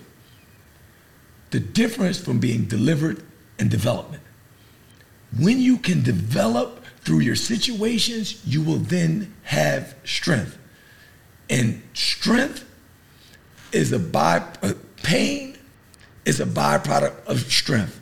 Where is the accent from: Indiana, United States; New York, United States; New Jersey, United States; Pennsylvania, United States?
New Jersey, United States; I'm from New Jersey. I was, you know, born, you know, inner city, single parent household, right in the hood